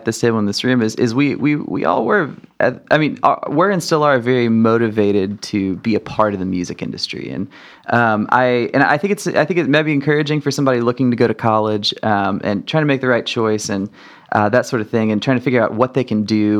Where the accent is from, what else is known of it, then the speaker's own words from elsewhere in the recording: Arkansas, United States; moved away; I was from Arkansas.